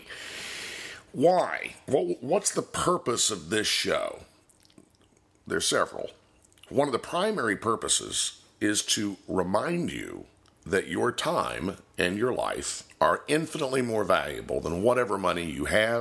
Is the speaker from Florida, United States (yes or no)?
yes; Florida, United States; I'm also an independent insurance agent serving clients in my home state of Florida and in Virginia